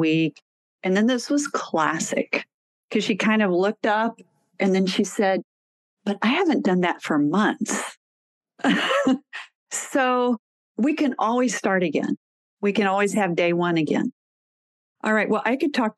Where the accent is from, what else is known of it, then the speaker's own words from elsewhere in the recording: Texas, United States; I'm from Texas